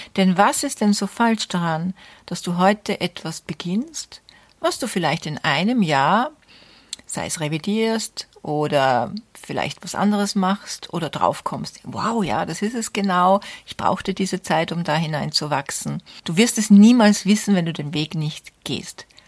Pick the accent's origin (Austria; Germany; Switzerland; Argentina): Austria; bei uns in Österreich